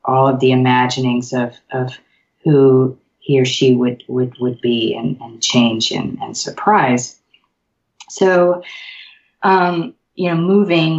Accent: Memphis, Tennessee, United States; moved away as an adult; Memphis is it's my hometown

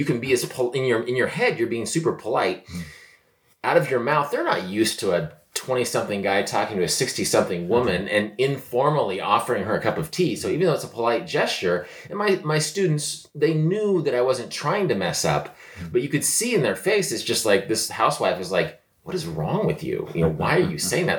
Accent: United States; also born or lived in Korea; I'm an American

